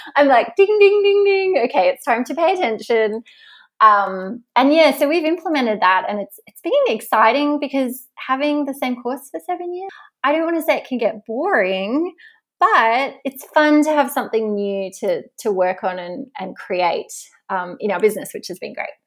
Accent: Tasmania, Australia; moved away; I'm from Tasmania

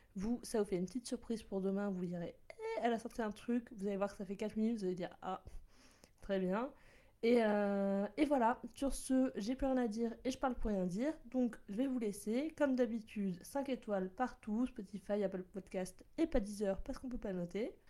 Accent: Bordeaux, Nouvelle-Aquitaine, France; moved away as an adult; also born or lived in Lyon; now in Paris, France; j'étais à Bordeaux car je suis originaire de Bordeaux. Donc oui, je dis chocolatine, poche

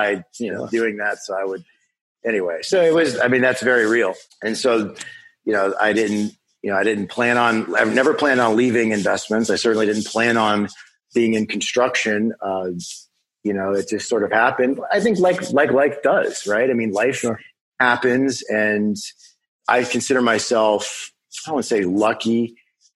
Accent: Western Pennsylvania, United States; moved away as an adult; also born or lived in Minneapolis, Minnesota / Chicago, Illinois; I live in Pittsburgh, Pennsylvania, and I'm originally from Western Pennsylvania

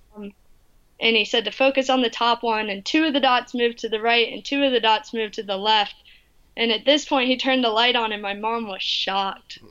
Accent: North Carolina, United States; where I grew up in North Carolina.

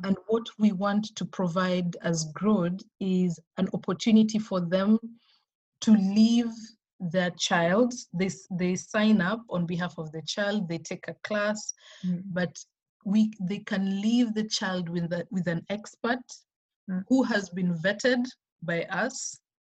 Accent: Kenya; We are operating in Kenya. Okay. That's my home country.

